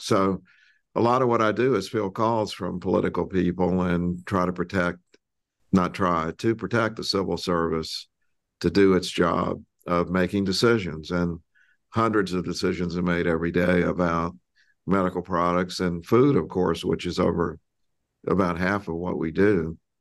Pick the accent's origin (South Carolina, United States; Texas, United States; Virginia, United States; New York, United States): South Carolina, United States; I grew up in South Carolina